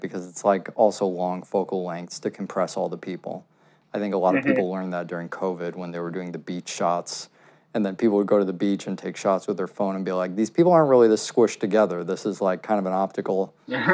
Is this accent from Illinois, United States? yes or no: yes; Chicago, Illinois, United States; moved away; also born or lived in Brooklyn, New York; growing up in Chicago